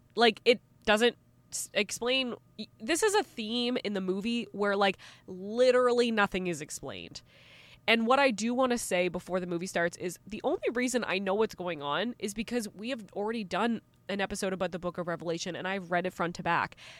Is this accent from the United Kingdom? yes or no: no; Canada; As a Canadian